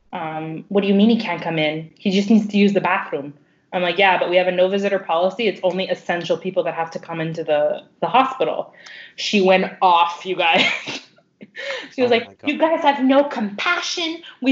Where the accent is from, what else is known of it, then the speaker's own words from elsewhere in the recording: Chicago, Illinois, United States; I'm from Chicago. Don't fuck with me.